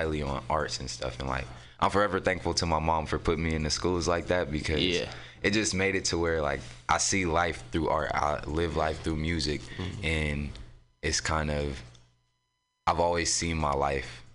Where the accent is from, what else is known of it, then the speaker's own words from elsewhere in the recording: San Francisco, California, United States; also born or lived in Oakland; I'm from San Francisco. I was technically born in Oakland, but I was raised out here in San Francisco. I grew up in the Mo